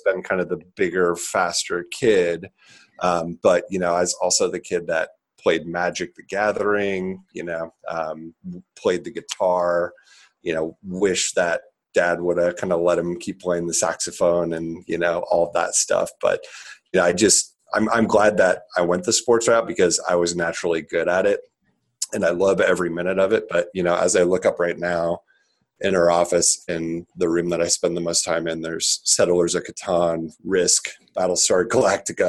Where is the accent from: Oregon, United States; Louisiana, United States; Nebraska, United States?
Nebraska, United States; Lincoln; grew up in Lincoln, Nebraska, a trailer park. Actually, um, I am still in Lincoln here in Lincoln